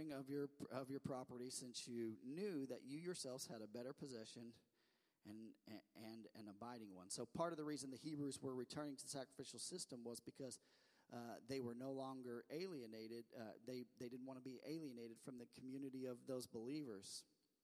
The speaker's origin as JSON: {"language": "English", "region": "the Ozarks", "country": "United States", "accent": "Ozark", "said": "my Ozark accent"}